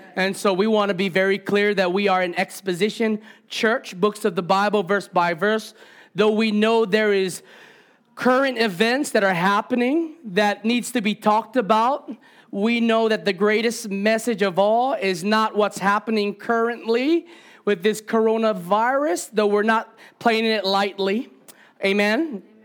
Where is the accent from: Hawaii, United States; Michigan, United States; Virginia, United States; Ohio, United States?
Hawaii, United States; I am Hawaiian. I'm Kanaka Maoli